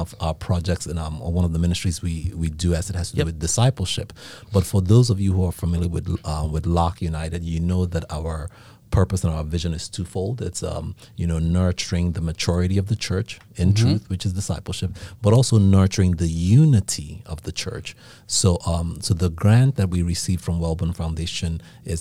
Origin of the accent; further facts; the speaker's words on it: Nigeria; accent: Nigerian; You ain't gonna be able to fake that Nigerian accent.